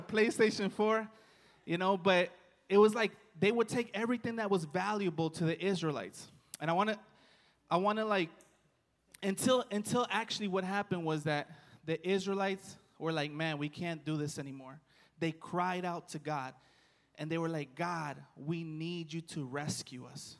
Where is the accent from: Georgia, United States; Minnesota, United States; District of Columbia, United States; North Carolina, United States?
District of Columbia, United States; Washington; moved away; I'm from Washington, D.C.